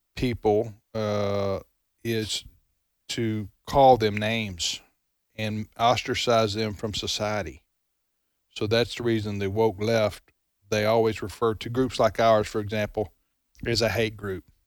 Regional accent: United States; as an American

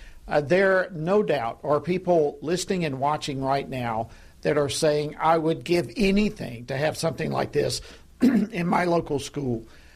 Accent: Georgia, United States; here in my home state of Georgia

